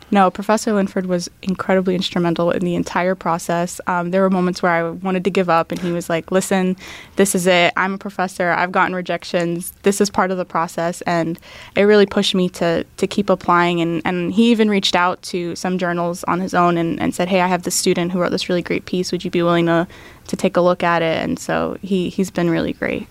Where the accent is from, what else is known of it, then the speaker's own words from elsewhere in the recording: Tampa, Florida, United States; first language English and Arabic; now in Tallahassee, United States; I grew up in Tampa, um, but my family's from the Middle East